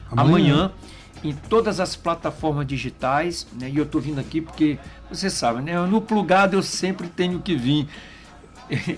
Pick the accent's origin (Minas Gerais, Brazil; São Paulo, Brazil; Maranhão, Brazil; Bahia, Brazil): Maranhão, Brazil; São Luís; eu cresci né, ali na, na São Talhão, na Cando Ribeiro, ali com essa influência do carnaval é, da Madre Deus, da São Talhão.